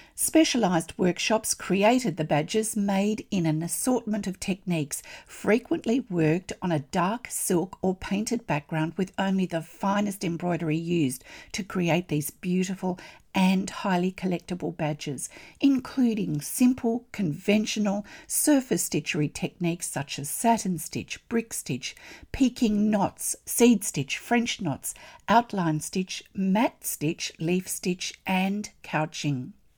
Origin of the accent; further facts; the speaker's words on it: Australia; I'm an Australian textile artist